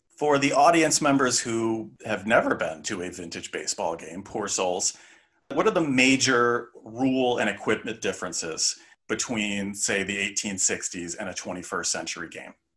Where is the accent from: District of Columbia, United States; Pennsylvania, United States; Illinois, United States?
Illinois, United States; Chicago; I was born in Chicago